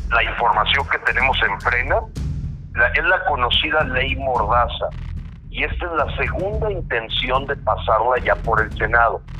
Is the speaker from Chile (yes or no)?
no; Mexico